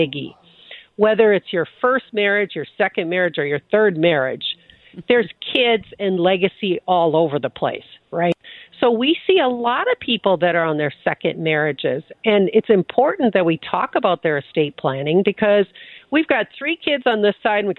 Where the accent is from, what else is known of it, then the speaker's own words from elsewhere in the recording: Midwest, United States; we're from the Midwest, Jackie, right? So people are very quiet about what their finances are like.